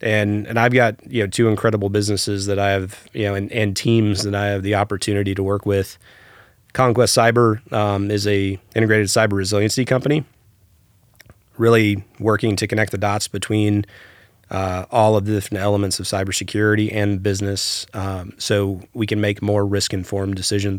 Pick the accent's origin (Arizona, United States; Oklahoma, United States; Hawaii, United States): Hawaii, United States; I spent a little bit of time growing up in Hawaii.